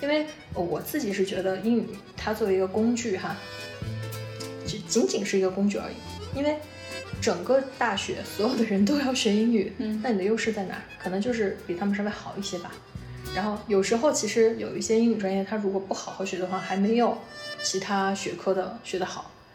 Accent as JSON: {"language": "Chinese", "town": "Guiyang", "region": "Guizhou", "country": "China", "said": "我们都是贵阳的"}